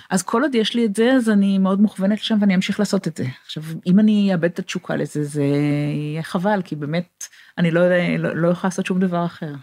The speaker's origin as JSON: {"language": "Hebrew", "country": "Israel", "tie": "born or raised there", "also_born_or_lived": "England / Boston", "moved": "as an adult", "lives_now": "California, United States", "said": "אני נולדתי בישראל, אני גדלתי בישראל"}